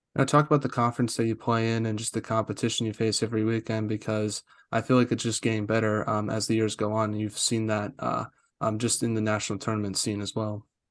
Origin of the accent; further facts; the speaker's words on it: East Coast, United States; moved away; I'm from the East Coast